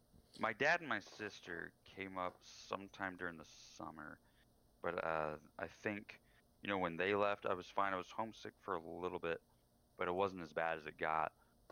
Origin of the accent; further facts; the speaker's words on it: Wimberley, Texas, United States; also born or lived in San Antonio; now in Wisconsin, United States; I lived in San Antonio for a while before I moved to Wisconsin. I moved away from my hometown in Wimberley.